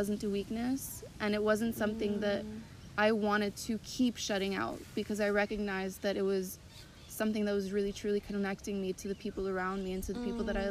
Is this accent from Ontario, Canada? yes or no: no; Montreal, Quebec, Canada; I'm from Canada, from Montreal, originally French-Canadian, so I grew up from a French family, but also very Anglophone in the way that I grew up